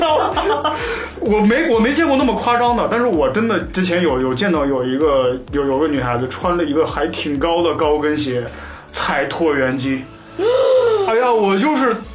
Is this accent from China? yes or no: yes; Northeast China, China; 我家乡是东北